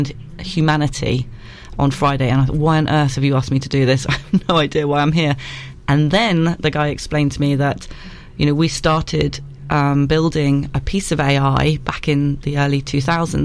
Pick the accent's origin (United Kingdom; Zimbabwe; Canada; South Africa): United Kingdom; Isle of Wight, South East England; I'm from the Isle of Wight.